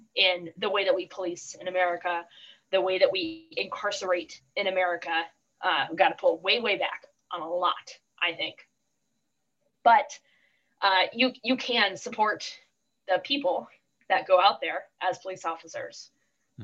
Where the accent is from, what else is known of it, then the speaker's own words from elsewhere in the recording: Oceanside, California, United States; I grew up in Oceanside, which is a uh, San Diego in general, very strong military.